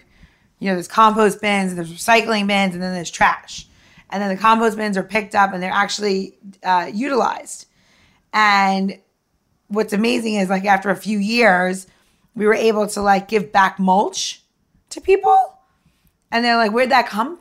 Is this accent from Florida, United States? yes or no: no; New York, United States; I'm from New York